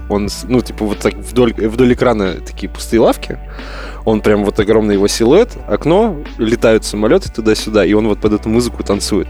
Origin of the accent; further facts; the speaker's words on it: Altai Krai, Russia; moved away; в родной город на Алтай туда, Алтай Алтайский край